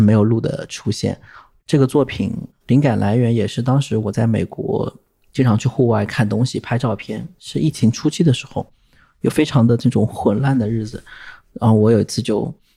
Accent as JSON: {"language": "Chinese", "country": "China", "moved": "yes", "lives_now": "United States", "said": "我来自于中国，我有这样的一个背景"}